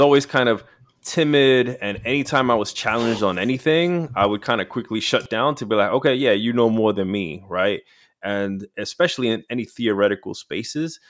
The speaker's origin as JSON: {"language": "English", "town": "New York City", "region": "New York", "country": "United States", "tie": "born or raised there", "said": "I grew up in New York City."}